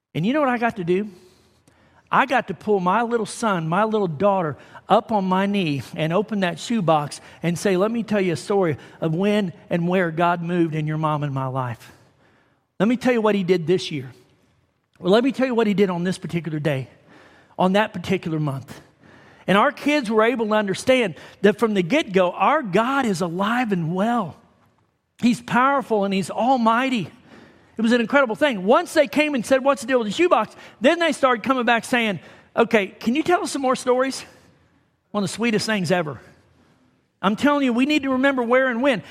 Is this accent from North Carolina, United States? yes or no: no; Sullivan, Missouri, United States; moved away; from Sullivan, where I grew up